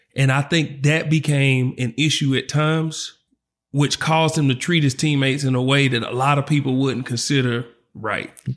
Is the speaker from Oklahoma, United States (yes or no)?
yes; Oklahoma City, Oklahoma, United States; I'm from the South Side of Oklahoma City, the four oh five where we duck no smoke.